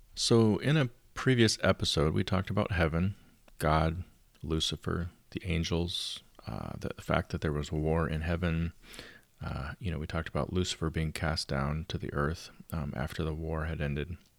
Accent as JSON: {"language": "English", "country": "United States", "tie": "born or raised there", "said": "my parents were from Canada, and I was born in the United States"}